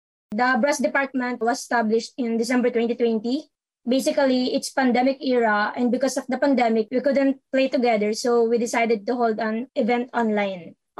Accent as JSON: {"language": "English", "town": "Binangonan", "region": "Rizal", "country": "Philippines", "said": "I'm a trombone and euphonium player from Binangonan, Rizal."}